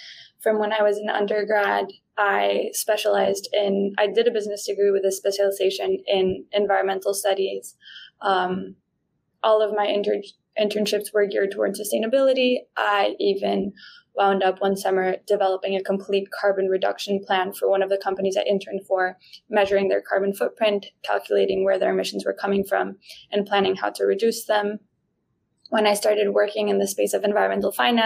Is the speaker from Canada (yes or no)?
no; Guatemala; first language Spanish; English is a second language; moved away; I'm originally from Guatemala